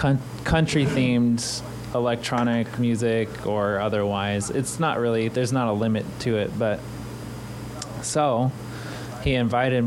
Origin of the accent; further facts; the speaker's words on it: Texas, United States; I grew up in Texas.